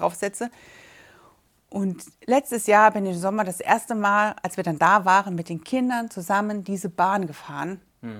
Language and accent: German; Braubach, Rhineland-Palatinate, Germany; wir kommen aus Braubach